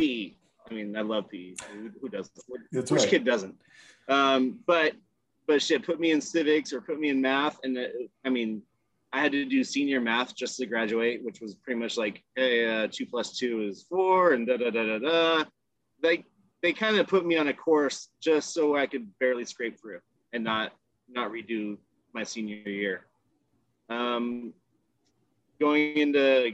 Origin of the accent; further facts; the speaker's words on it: Richmond, California, United States; also born or lived in San Francisco Bay Area; I grew up in El Sobrani first, which is a subdivision of Richmond, California